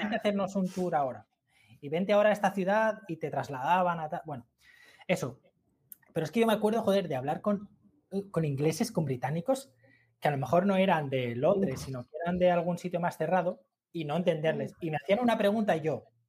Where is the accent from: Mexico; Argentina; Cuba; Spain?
Spain; Gandia, Valencian Community; moved away; also born or lived in Madrid / Murcia; yo soy de Gandía